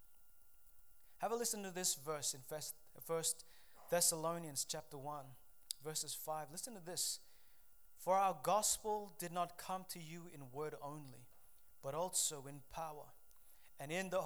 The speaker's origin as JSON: {"language": "English", "country": "Papua New Guinea", "tie": "born or raised there", "moved": "yes", "said": "I grew up in Papua New Guinea"}